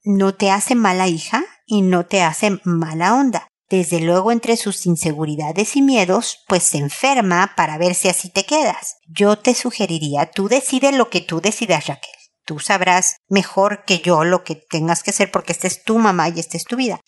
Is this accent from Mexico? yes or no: yes; Mexico; moved away as an adult; also born or lived in United States; now in Santiago, Chile; Yo soy mexicana, vivo en Chile y viví en Estados Unidos.